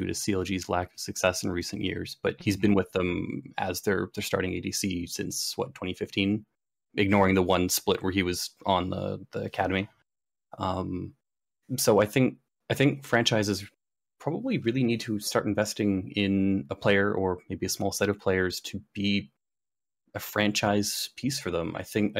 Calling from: Burlington, Ontario, Canada; Hello, I am calling from Burlington, Ontario.

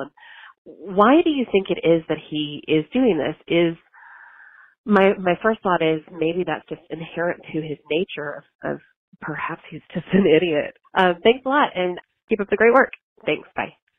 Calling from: Atlanta, Georgia, United States; I'm calling from Atlanta.

